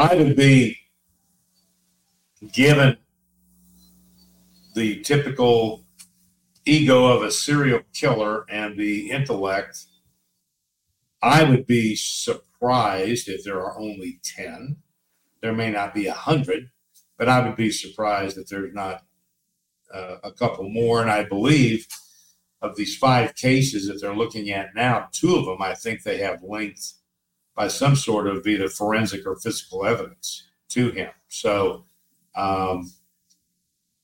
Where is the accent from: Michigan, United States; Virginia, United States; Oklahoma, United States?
Oklahoma, United States; Tulsa; Tulsa, Oklahoma is my hometown